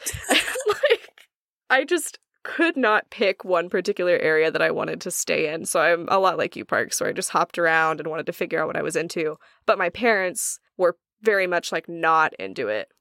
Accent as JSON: {"language": "English", "region": "Oklahoma", "country": "United States", "said": "I am from Oklahoma"}